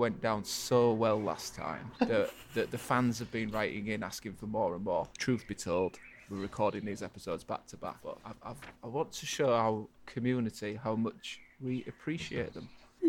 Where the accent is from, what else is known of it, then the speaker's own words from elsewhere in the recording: England, United Kingdom; just being English, just use it as an excuse.